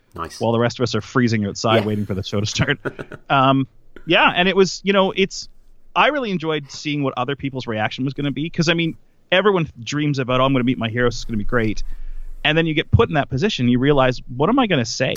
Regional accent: Canada; we're all Canadian

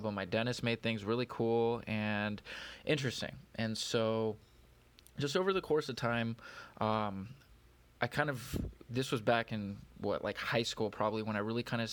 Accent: California, United States; now in Detroit, United States; I'm from California.

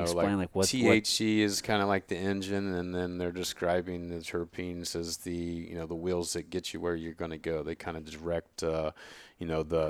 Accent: Oregon, United States; I come from Oregon, where there's a complete oversaturation of product in the marketplace.

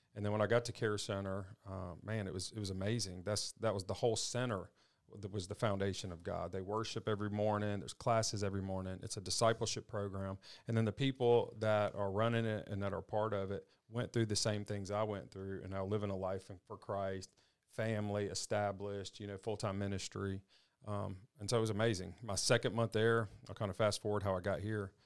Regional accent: Madison, Mississippi, United States; I grew up in Madison, Mississippi.

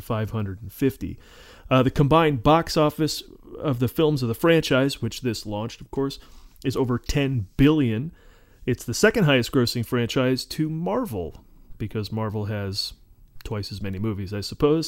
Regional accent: Oneonta, New York, United States; the cavernous Oneonta Theater in Oneonta, New York, my hometown

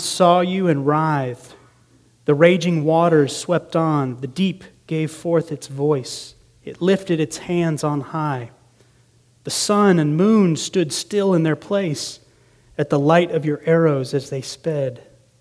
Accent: Green Bay, Wisconsin, United States; moved away; I grew up in Green Bay, Wisconsin for a time during my grade school years

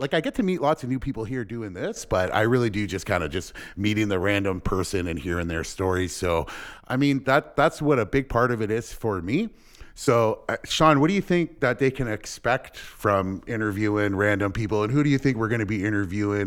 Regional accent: LaSalle, Ontario, Canada; also born or lived in Windsor, Ontario; I was born and raised here in Windsor, uh, in LaSalle, actually

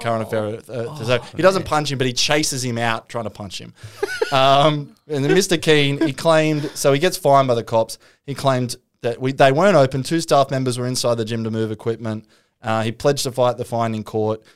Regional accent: Newcastle, New South Wales, Australia; I grew up in Newcastle

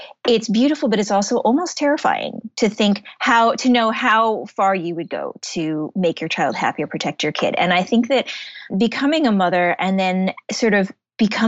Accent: Shaker Heights, Ohio, United States; moved away as an adult; I grew up in Shaker Heights

